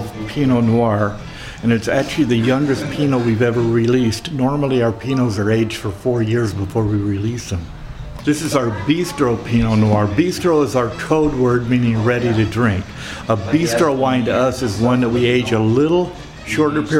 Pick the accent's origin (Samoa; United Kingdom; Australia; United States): United States; Paso Robles, California; I grew up in Paso Robles when there was only 3 wineries there.